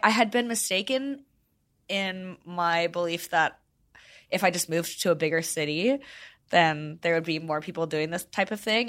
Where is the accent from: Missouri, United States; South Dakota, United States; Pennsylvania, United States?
Missouri, United States; St. Louis; moved away as an adult; also born or lived in Arkansas; I grew up in Saint Louis, went to college in Arkansas.